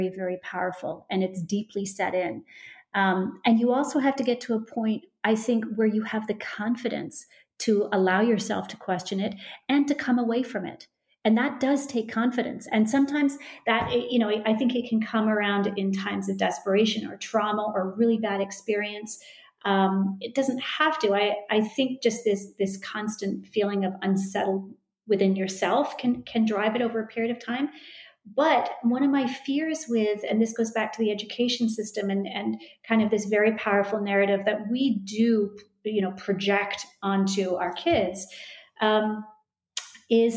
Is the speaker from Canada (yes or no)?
yes; Canada; moved away; I come from Canada. I probably am heavily influenced from the fact that I come from Canada